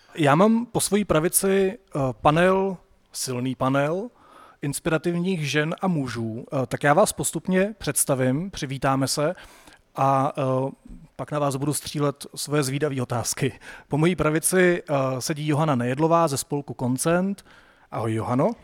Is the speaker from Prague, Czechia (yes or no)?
no; Sokolov, Karlovy Vary Region, Czechia; Já jsem ze Sokolova